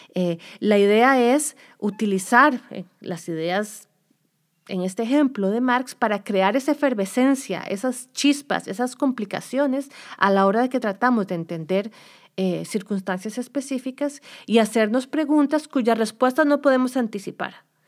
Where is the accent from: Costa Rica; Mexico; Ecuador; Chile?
Costa Rica; moved away as an adult; now in United States; yo soy de Costa Rica, hice mi doctorado en Estados Unidos